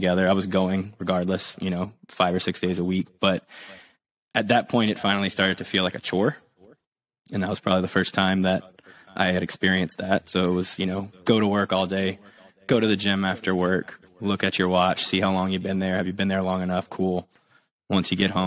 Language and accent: English; South Louisiana, United States; We were growing up in South Louisiana, a little bit more on the hunting and fishing side